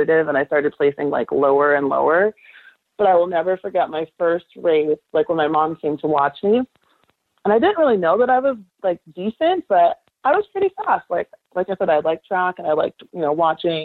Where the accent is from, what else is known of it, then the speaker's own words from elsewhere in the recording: California, United States; I'm from California. I'm a California girl through and through. And growing up, I fell in love with sports by watching the Lakers